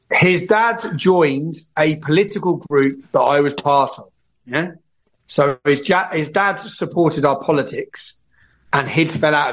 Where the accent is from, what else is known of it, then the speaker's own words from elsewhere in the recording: England, United Kingdom; I go to jail as a British journalist for two years because of that film.